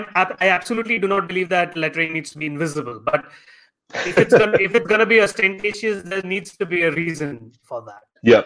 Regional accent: India; because I'm Indian

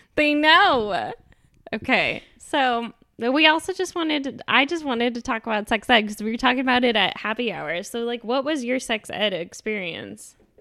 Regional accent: Texas, United States; accent: Texas; moved away; My Texas accent

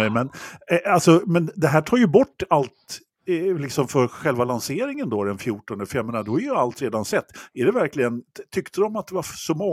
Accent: Stockholm, Stockholm County, Sweden; Så, som stockholmare vill jag bara påpeka att Hotell Geo ligger i de norra förorterna.

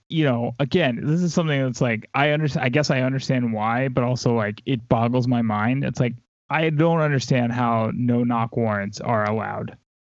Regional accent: the South, United States; Like I said, I grew up in the South. Like, I was around these people my whole life.

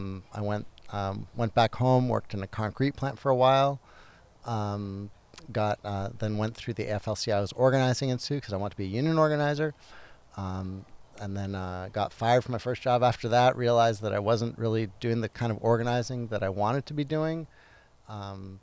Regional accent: Guelph, Ontario, Canada; moved away as an adult; also born or lived in Hamilton, Ontario / United States / Montreal, Canada; I grew up near Toronto, a town called Guelph, Ontario.

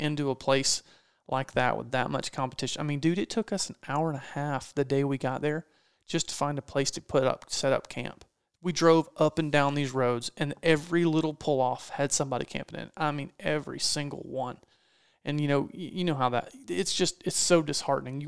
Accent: East Coast, United States; I'm from the East Coast, grew up whitetail hunting. That's what people do here

